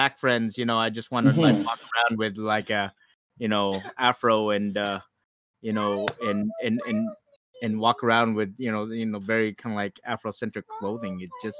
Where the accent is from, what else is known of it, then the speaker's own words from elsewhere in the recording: United States; also born or lived in Philippines (ancestry); I identify as Filipino-American of Igorot heritage.